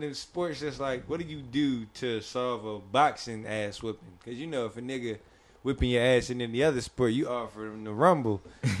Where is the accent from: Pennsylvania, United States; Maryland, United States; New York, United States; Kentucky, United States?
Pennsylvania, United States; Philadelphia; I'm from West Philly, and we in North Philly